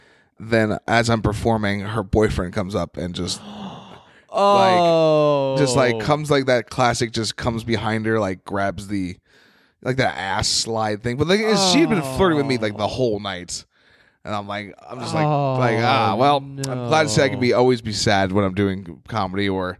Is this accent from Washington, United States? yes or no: no; New York, United States; "Hey, I'm from New York. You know, I'm an open micer, but I'm on some shows.